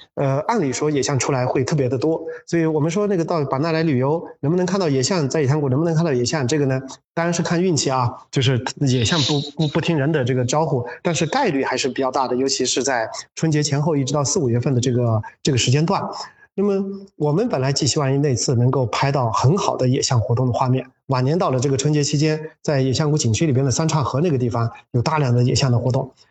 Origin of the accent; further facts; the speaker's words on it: Yunnan, China; moved away; 我是个嗯。云南人，但从外面回来的